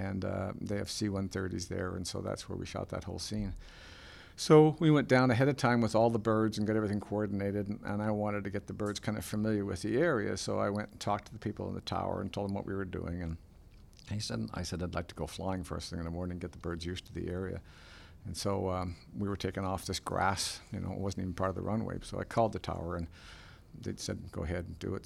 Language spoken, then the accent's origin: English; Port Perry, Ontario, Canada; Port Perry, my hometown